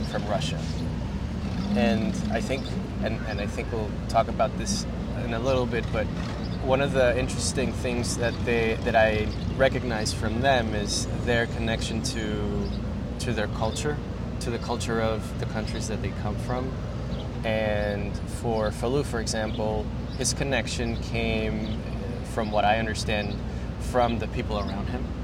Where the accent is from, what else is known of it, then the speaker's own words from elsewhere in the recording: Venezuela; now in New York, United States; I'm a photographer from Venezuela, living in New York. As an immigrant myself